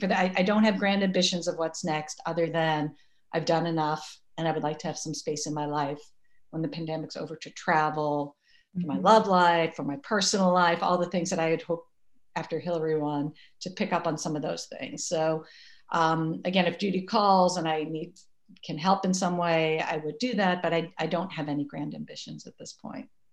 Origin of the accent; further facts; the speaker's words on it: Massachusetts, United States; now in New York, United States; I grew up in Massachusetts